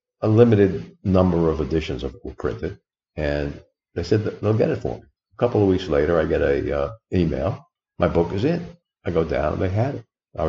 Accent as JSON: {"language": "English", "region": "New York", "country": "United States", "tie": "born or raised there", "accent": "New York", "moved": "yes", "lives_now": "The Villages, United States", "said": "In New York, where I grew up, if you couldn't tell from my accent, doity, doity, doity"}